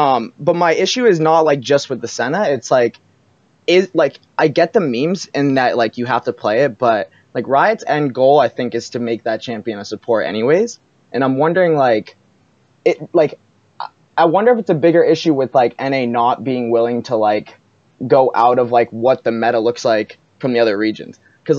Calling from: Portsmouth, New Hampshire, United States; Hey, I'm from New Hampshire.

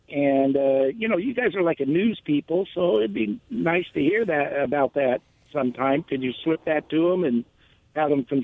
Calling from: Benton City, Washington, United States; Yeah, this is … from Benton City.

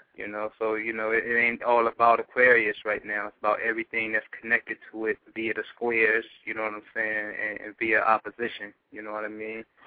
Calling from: Philadelphia, Pennsylvania, United States; calling from Philly in my bunker

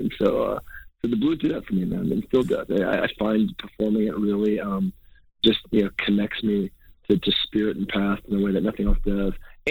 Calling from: New York, United States; I'm calling you from New York right now.

